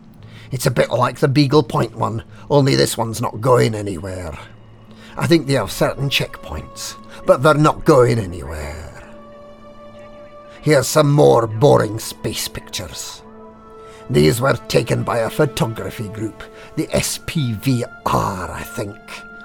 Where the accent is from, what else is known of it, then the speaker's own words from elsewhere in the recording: Glasgow, Scotland, United Kingdom; I wear tartan trousers and I come from Glasgow. Can you tell?